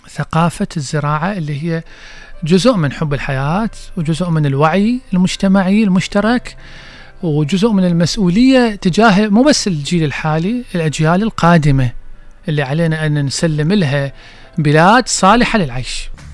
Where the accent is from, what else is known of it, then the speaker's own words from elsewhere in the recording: Basra, Basra Governorate, Iraq; احنا عندنا بالبصرة